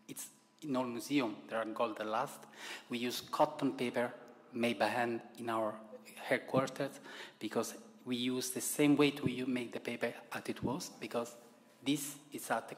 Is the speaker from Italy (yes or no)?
yes; Italy; accent: Italian; English is a second language; you can hear from my accent that I'm very Italian